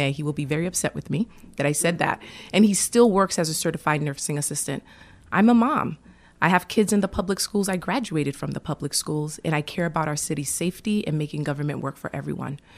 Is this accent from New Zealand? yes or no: no; Haiti; born there; I was born in Haiti, and my family actually. Um, my parents came to America first. It was my mother, uh, and then my father followed.